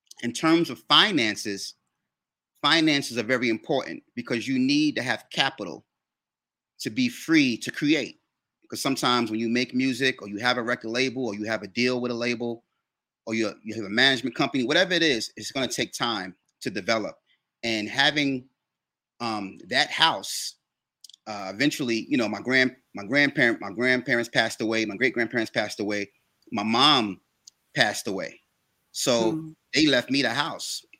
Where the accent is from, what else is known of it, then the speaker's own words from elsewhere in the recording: New York City, New York, United States; I grew up in New York, and there's a section of New York called East New York